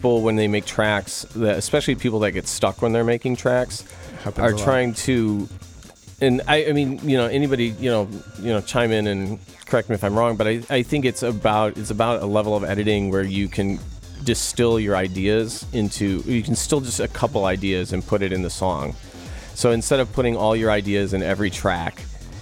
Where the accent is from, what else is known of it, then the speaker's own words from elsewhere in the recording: Chicago, Illinois, United States; moved away as an adult; also born or lived in New Haven, Connecticut; now in Los Angeles, United States; I grew up in the suburbs of Chicago